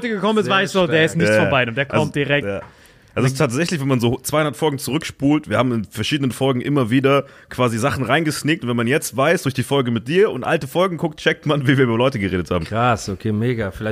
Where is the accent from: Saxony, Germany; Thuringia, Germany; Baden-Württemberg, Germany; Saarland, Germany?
Saarland, Germany; wir kommen beide aus dem Saarland, so die Ecke.